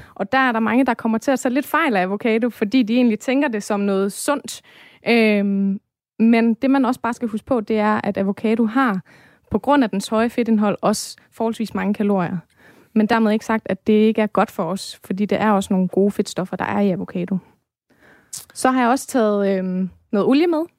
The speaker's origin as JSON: {"language": "Danish", "country": "Denmark", "said": "vi som danskere"}